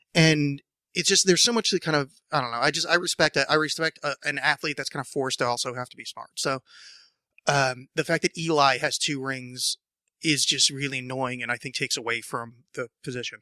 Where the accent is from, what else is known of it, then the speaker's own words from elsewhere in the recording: New Jersey, United States; now in Portland, United States; I mispronounce that word terrifically because I'm from New Jersey and I pronounce it draw